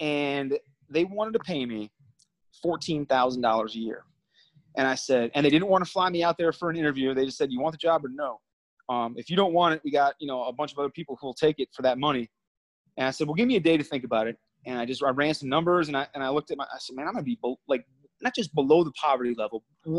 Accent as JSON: {"language": "English", "region": "Minnesota", "country": "United States", "tie": "born or raised there", "also_born_or_lived": "New Jersey", "said": "I'm from Minnesota. I grew up in Minnesota for the most part. I lived in New Jersey as well for about 3.5 years growing up. So I call Minnesota home"}